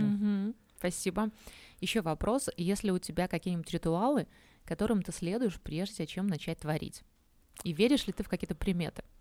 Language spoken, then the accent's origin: Russian; Minsk, Belarus; now in Uzbekistan; я сама из Минска, в котором солнца нет